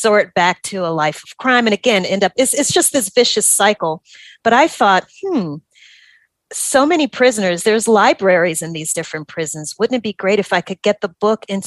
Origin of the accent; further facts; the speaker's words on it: Louisiana, United States; moved away as an adult; also born or lived in New Orleans; now in Atlanta, United States; I am from Louisiana.